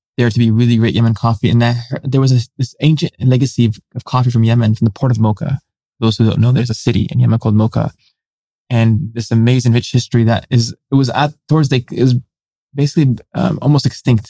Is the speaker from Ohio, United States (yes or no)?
no; San Francisco, California, United States; growing up as a third culture kid, someone who has parents who immigrated here